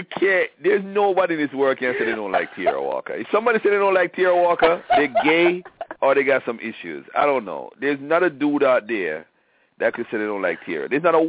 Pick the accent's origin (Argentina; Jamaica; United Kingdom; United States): Jamaica; I'm Jamaican.